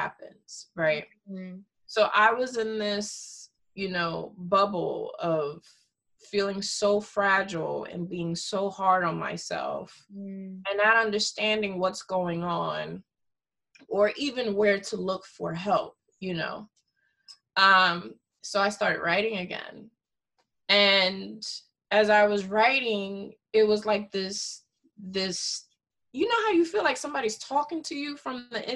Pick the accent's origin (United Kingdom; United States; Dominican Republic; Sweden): Dominican Republic; first language Spanish; English is a second language; moved away; I'm originally from Dominican Republic. I was born there, and I'm part Haitian.